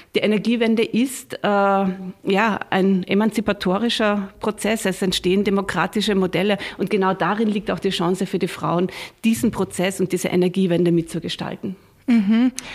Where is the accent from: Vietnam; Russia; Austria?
Austria; bei uns in Österreich